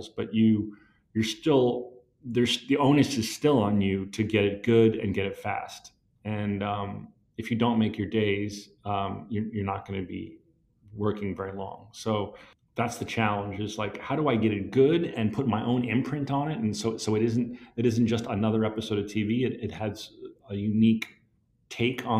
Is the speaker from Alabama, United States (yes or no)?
no; New Jersey, United States; I love my hometown